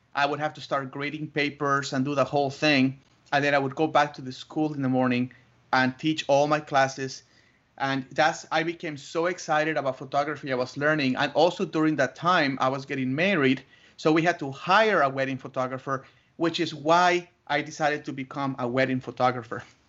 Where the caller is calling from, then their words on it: Tucson, Arizona, United States; I'm calling you from Tucson, Arizona